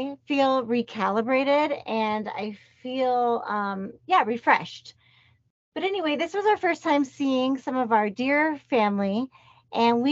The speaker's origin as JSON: {"language": "English", "region": "Colorado", "country": "United States", "said": "We're from Colorado, but our mom's side of our family is in South Carolina."}